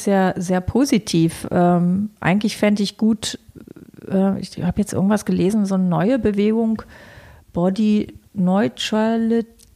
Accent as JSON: {"language": "German", "region": "Berlin", "country": "Germany", "said": "freie Schnauze, wie man so als Berliner halt so ist"}